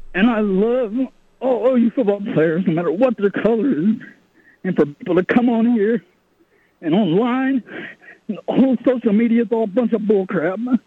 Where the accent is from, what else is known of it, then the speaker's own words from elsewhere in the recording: Oklahoma, United States; I grew up in Oklahoma